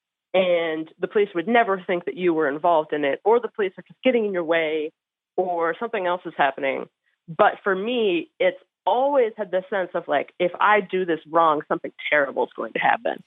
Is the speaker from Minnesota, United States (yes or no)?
no; Cincinnati, Ohio, United States; I grew up in Cincinnati